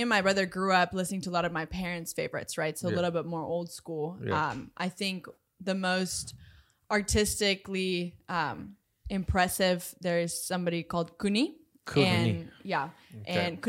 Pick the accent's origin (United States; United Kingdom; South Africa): South Africa; I'm a rugby girly because I'm from South Africa.